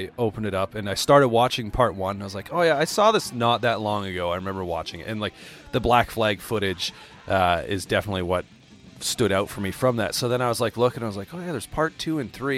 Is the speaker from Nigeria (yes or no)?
no; Calgary, Alberta, Canada; growing up in the Calgary scene in Alberta, Canada